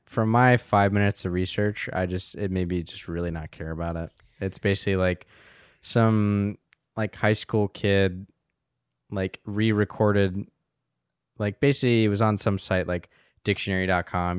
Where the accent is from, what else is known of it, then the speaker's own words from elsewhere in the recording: Asheville, North Carolina, United States; I'm from Asheville, North Carolina.